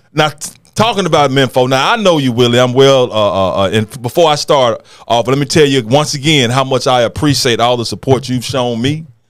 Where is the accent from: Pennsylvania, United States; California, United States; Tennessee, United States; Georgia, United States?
Tennessee, United States; Memphis; I grew up in Whitehaven from Fairleigh